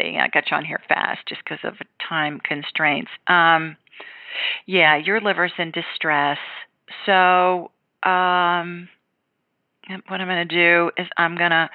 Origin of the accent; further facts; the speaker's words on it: Columbus, Ohio, United States; now in Alabama, United States; I grew up in Columbus